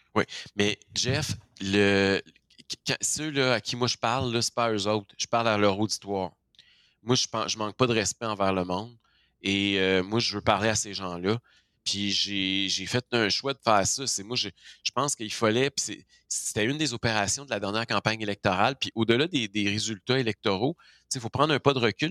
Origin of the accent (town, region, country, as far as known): Quebec, Canada